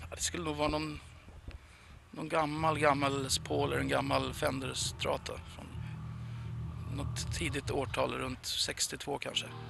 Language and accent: Swedish; Sweden; hemma i Sverige